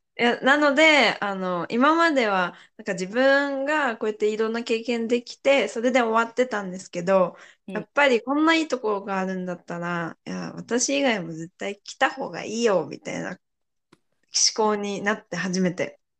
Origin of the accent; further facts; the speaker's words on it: Toyama, Japan; 私の出身が富山県って米どこなんですけど